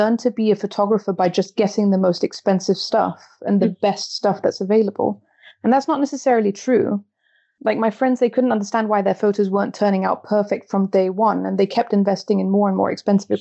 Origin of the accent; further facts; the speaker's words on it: Belgium; now in Copenhagen, Denmark; My mum is Danish and my dad is English, but I'm born and brought up in Belgium